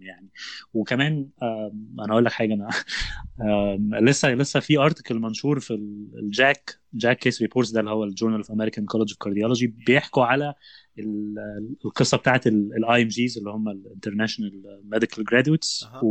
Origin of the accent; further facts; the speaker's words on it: Egypt; moved away as an adult; now in United States; مش موجوده عندنا في مصر